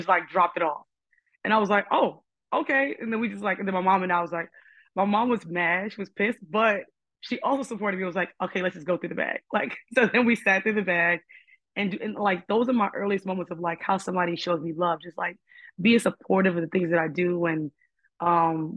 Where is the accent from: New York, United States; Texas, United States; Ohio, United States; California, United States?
New York, United States; New York City; I'm from Harlem, and my father's side is Puerto Rican and my mom's side is Black.